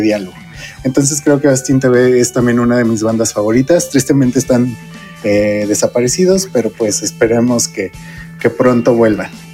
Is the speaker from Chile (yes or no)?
no; Mexico; cuando éramos niños en México